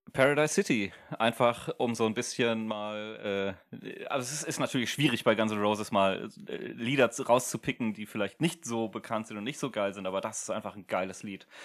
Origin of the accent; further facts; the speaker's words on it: Germany; wir als Deutsche